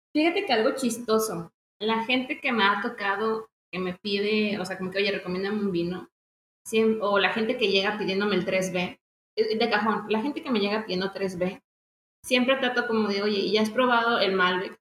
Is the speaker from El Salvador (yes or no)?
no; Mexico; como mexicanos tenemos que apoyarlos